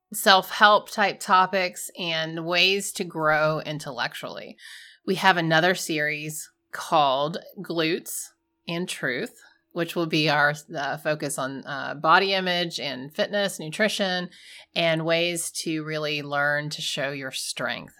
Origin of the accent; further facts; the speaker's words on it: Georgia, United States; We're from Georgia.